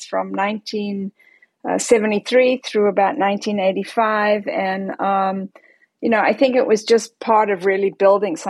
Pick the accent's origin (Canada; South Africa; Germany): South Africa; Johannesburg, Gauteng; I grew up in Johannesburg, South Africa